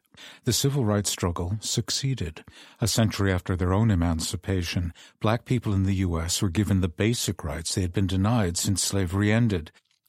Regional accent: United States; I grew up in that same America, and it was a golden age and place to be born Jewish.

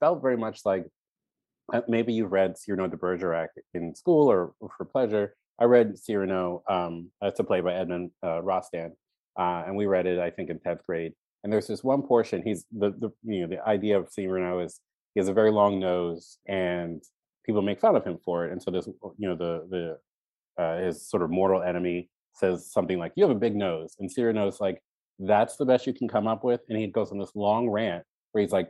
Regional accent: Baltimore, Maryland, United States; born or raised there

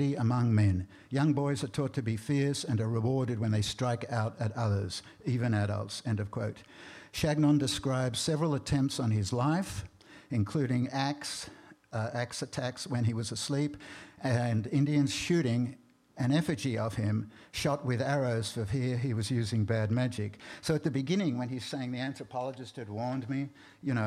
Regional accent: Australia; moved away; I grew up in Australia

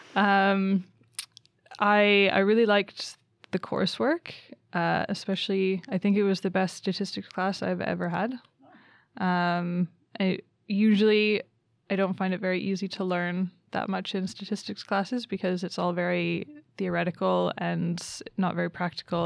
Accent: Canada; moved away as an adult; also born or lived in Reading, England; now in Umeå, Sweden; I'm from Canada.

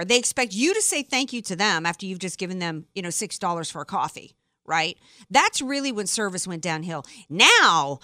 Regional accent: Deep South, United States; I'm from the Deep South.

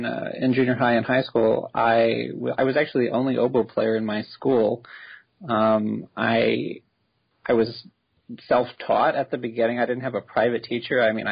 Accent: Austin, Texas, United States; I grew up in Austin, Texas

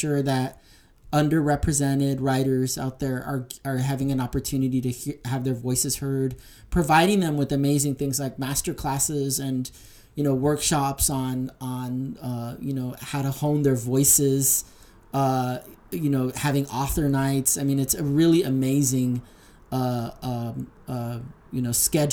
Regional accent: La Puente, California, United States; also born or lived in Tijuana, Mexico; I grew up in the San Gabriel Valley in the city of La Puente.

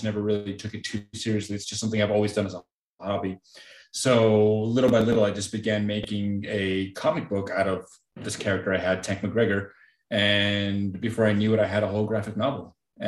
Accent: Mexico; I was born and raised in Mexico, right on the border with Texas.

